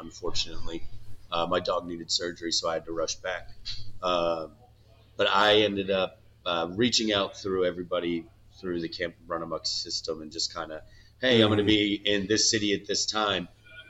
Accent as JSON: {"language": "English", "town": "DeLand", "region": "Florida", "country": "United States", "also_born_or_lived": "Australia", "said": "I'm from Deland, Florida, where if you don't know where that is, don't worry about it."}